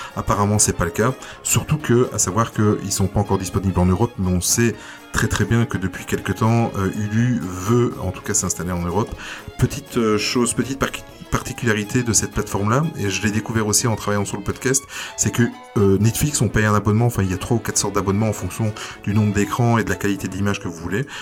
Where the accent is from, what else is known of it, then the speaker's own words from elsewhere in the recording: Belgium; chez nous en Belgique